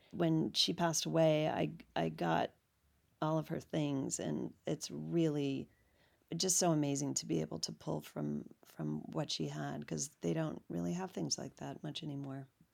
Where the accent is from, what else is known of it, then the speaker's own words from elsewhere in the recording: Washington, District of Columbia, United States; now in Los Angeles, United States; I grew up in Washington, D C